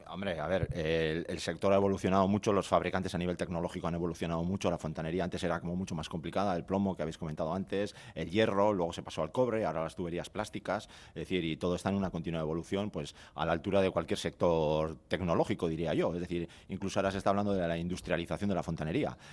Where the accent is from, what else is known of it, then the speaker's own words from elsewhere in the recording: Bermeo, Basque Country, Spain; yo que soy de Bermeo